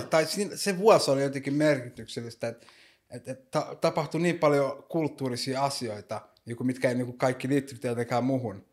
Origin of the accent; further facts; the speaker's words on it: Helsinki, Uusimaa, Finland; mä oon syntynyt Suomessa ja kasvanut täällä